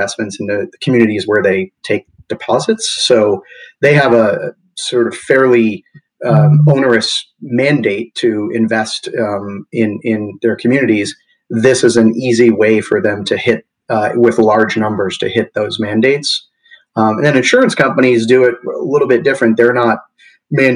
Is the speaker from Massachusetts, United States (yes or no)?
yes; Massachusetts, United States; moved away as an adult; also born or lived in Midwest; now in Oakland, United States; I grew up in the East Coast, Massachusetts, and made my way slowly west.